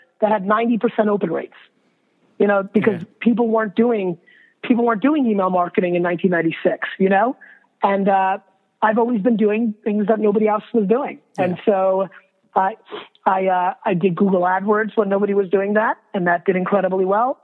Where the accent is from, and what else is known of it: New Jersey, United States; born or raised there; also born or lived in Russia